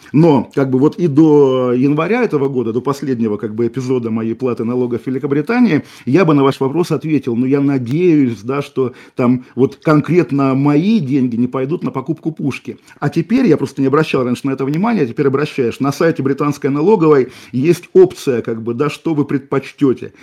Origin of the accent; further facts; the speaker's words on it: Kaliningrad, Kaliningrad Oblast, Russia; moved away; тот город, который сейчас называется Калининградом, мой родной город